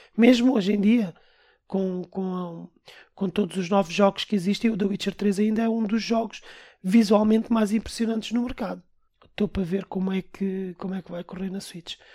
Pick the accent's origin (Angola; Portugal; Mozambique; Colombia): Portugal; Nós somos portugueses